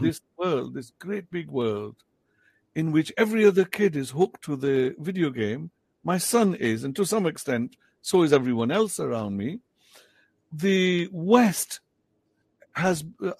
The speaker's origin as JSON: {"language": "English", "region": "Punjab", "country": "Pakistan", "first_language": "Potohari", "second_language": "English", "said": "I write in English in Potohari, my mother tongue."}